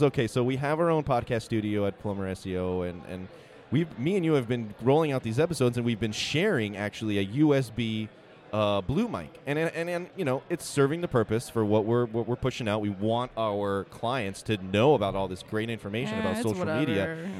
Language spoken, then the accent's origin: English; East Coast, United States; But we're from the East Coast.